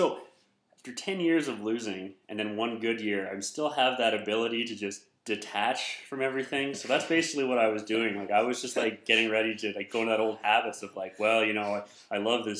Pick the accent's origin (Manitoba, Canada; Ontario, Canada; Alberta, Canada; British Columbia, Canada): Alberta, Canada; Calgary; also born or lived in Edmonton; Born in Edmonton, moved to Calgary when I was pretty young. I was 8 or so.